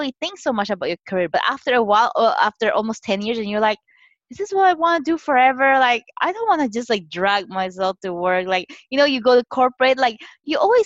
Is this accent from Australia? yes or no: no; Philippines; moved away as an adult; now in San Francisco Bay Area, United States; I'm Chinese. I was born and raised in the Philippines